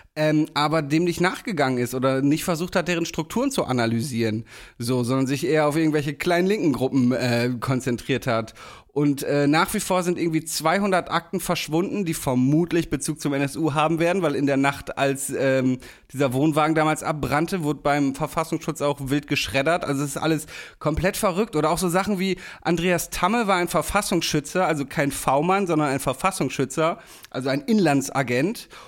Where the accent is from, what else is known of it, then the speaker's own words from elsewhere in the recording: Damme, Lower Saxony, Germany; moved away; wenn ich wieder in der Heimat bin